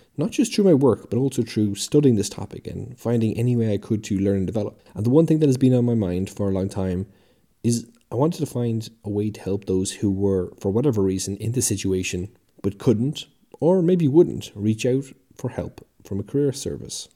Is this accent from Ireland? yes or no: yes; Ireland; now in United Kingdom; I live in the U K, but I'm from the Republic of Ireland.